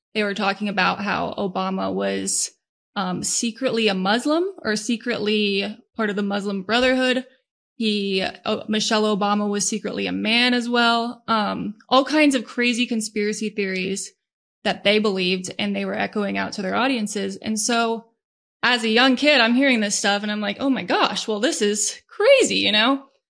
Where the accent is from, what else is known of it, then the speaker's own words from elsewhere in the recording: Northern Virginia, United States; I was born and raised in Northern Virginia